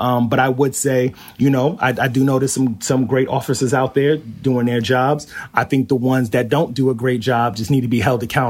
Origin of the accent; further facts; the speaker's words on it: Flushing, New York, United States; But yes, I grew up in Flushing. I'm in Pominock Houses, and I attended PS 200 while I was there on Jewel Avenue.